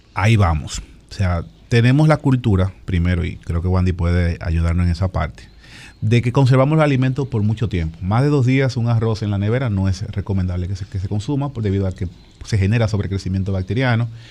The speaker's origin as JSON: {"language": "Spanish", "town": "Sosúa", "region": "Puerto Plata", "country": "Dominican Republic", "moved": "yes", "said": "yo soy de Sosúa, Puerto y hablo con mi mamá siempre"}